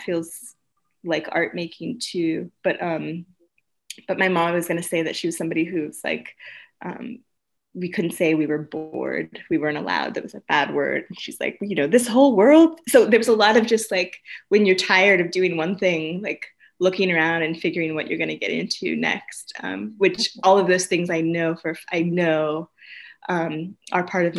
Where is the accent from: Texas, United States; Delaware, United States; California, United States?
California, United States; Santa Ana; also born or lived in Los Angeles; I grew up in Southern California